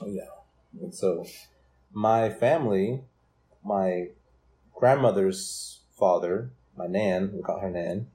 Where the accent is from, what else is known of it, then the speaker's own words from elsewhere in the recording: Brooklyn, Oklahoma, United States; also born or lived in Durant, Oklahoma; I grew up in Brooklyn, Oklahoma, and I graduated from there in 2009.